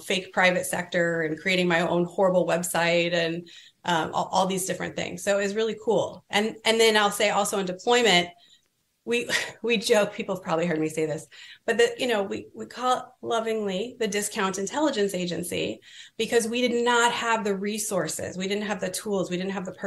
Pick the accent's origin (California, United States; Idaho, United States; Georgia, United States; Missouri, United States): California, United States; moved away; I was from California